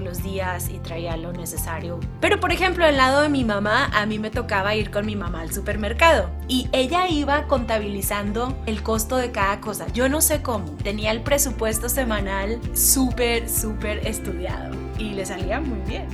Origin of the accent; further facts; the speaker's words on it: Monterrey, Nuevo León, Mexico; soy originaria de Monterrey, Nuevo León